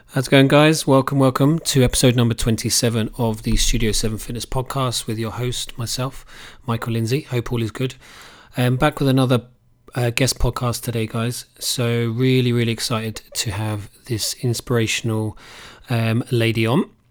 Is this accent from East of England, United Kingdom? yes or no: yes; Cambridge, East of England, United Kingdom; now in Ireland; We grew up in Cambridge